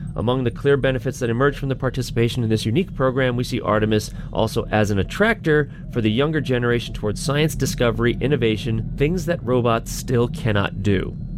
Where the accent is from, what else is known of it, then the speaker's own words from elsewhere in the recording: United States; I'm an American